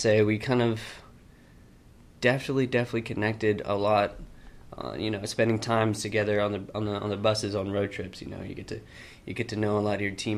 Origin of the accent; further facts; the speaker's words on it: Austin, Texas, United States; I'm originally from Austin. I went to elementary, middle school, and high school here, so I'm guessing I could be called an Austinite for sure